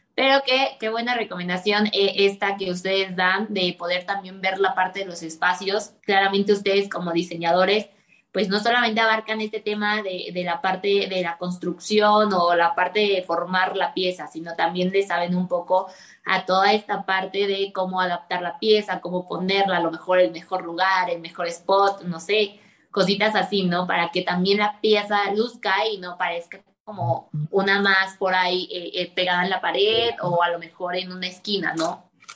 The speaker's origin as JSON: {"language": "Spanish", "country": "Mexico", "said": "como mexicanos, pues es nuestra cultura"}